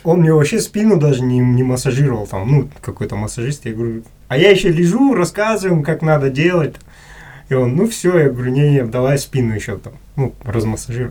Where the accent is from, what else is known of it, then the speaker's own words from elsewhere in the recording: Kazakhstan; я, с казах, с Казахстана приехал